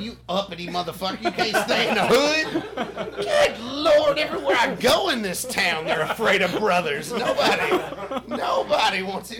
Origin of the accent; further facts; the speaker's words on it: Tennessee, United States; And I'm from Tennessee.